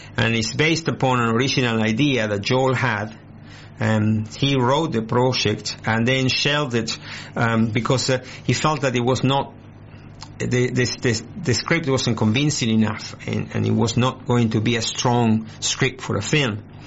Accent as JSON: {"language": "English", "country": "Argentina", "tie": "born or raised there", "moved": "as an adult", "lives_now": "Australia", "said": "I was born in Argentina. I came to Australia 23 years ago, 24 almost"}